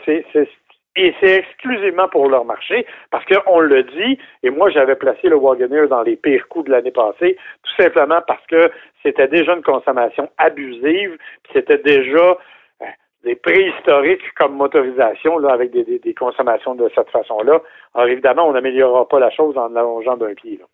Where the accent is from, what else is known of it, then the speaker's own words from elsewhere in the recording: Canada; chez nous au Canada